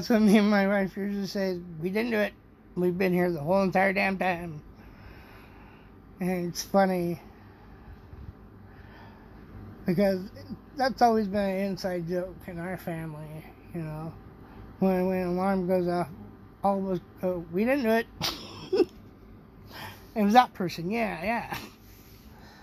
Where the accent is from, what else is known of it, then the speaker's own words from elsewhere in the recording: United States; as an American